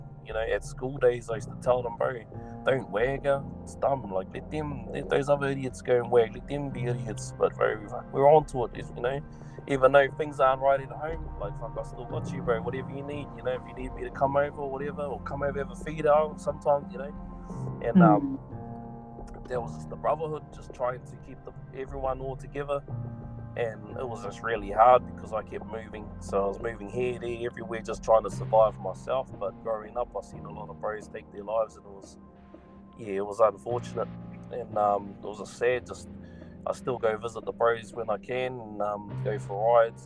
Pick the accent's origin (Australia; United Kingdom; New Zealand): New Zealand; being that Kiwi mindset